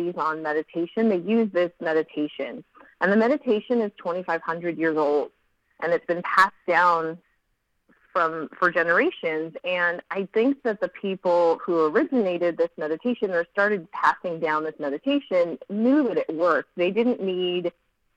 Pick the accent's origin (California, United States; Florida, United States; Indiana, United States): California, United States; Central; now in Southern California, United States; I have lived in California all my life. I'm from Central California